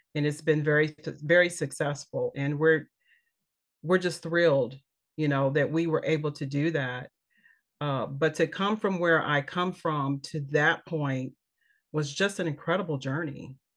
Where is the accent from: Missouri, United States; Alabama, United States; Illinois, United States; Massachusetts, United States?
Missouri, United States; Kansas City; moved away as an adult; also born or lived in Los Angeles; I'm from Kansas City, Missouri